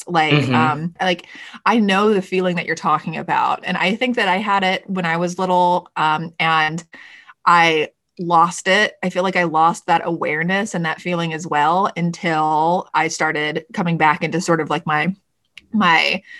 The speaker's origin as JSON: {"language": "English", "region": "the South", "country": "United States", "tie": "born or raised there", "said": "Cause like, you know, for me growing up in the South and in the church, it got really hard to believe in things."}